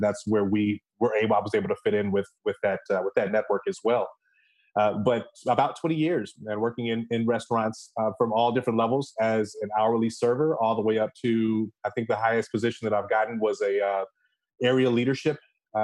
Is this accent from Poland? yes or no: no; Chicago, Illinois, United States; I am originally from Chicago, the Chicago West Side, as well as the Western suburbs